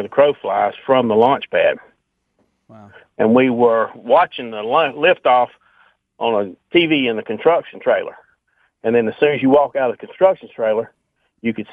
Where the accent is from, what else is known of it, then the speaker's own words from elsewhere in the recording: South Florida, United States; I grew up in South Florida